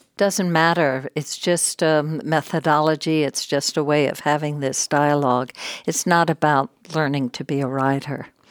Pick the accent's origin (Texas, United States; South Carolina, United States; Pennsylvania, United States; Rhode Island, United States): Texas, United States; moved away as an adult; also born or lived in New York / Hollywood; I grew up in Texas, a, a only child